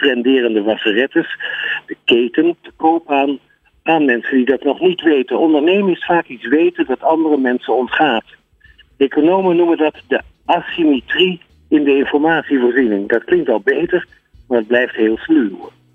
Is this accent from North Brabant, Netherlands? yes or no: no; Amsterdam, North Holland, Netherlands; ik kom uit Amsterdam